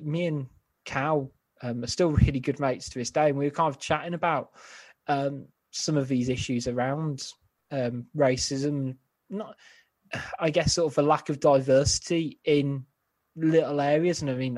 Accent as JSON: {"language": "English", "town": "Codsall", "region": "West Midlands", "country": "United Kingdom", "tie": "born or raised there", "said": "I grew up in Codsall, so 3-4 miles down the road, is it?"}